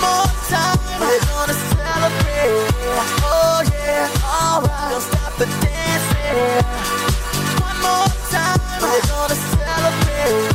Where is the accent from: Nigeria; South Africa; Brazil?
Brazil; moved away; I grew up in Brazil in the early, well, in the 90s, the mid-90s.